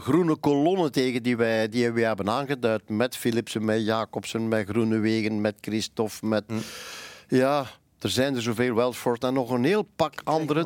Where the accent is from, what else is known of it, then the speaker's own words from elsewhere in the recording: Flanders, Belgium; ik ben Vlaming